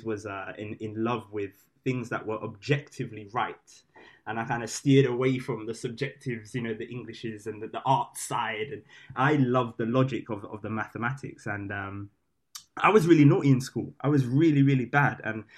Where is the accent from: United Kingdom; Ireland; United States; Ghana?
United Kingdom; London; London boys